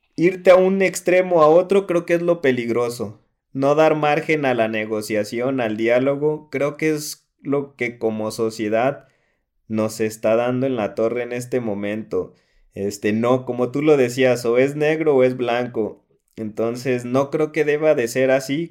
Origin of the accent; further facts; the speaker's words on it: Atotonilco el Alto, Jalisco, Mexico; de donde hacen Don Julio 70.